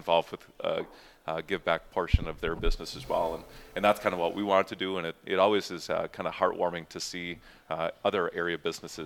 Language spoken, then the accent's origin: English; Eau Claire, Wisconsin, United States; being born and raised in Eau Claire